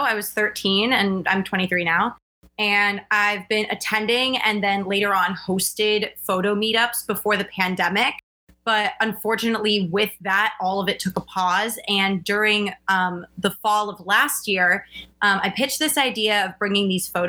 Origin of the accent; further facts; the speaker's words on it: East Coast of the United States, United States; also born or lived in New York City; I grew up on the East Coast of the States. I currently live in New York City.